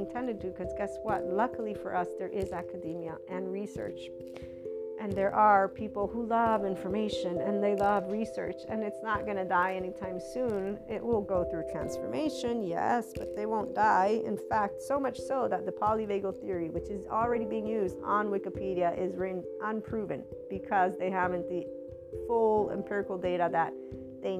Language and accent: English; United States; looked at me as an American Italian